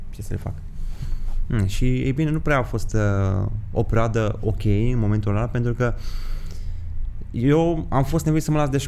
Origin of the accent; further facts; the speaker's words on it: Miercurea Ciuc, Harghita County, Romania; also born or lived in Brașov; now in Bucharest, Romania; Miercurea Ciuc. Miercurea Ciuc, ok. Mm. Dar am stat în Brașov o perioadă de timp și acum în București.